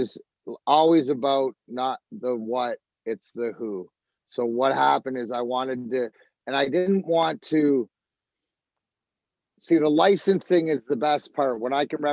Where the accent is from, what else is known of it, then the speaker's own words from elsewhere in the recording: Canada; now in United States; I'm Canadian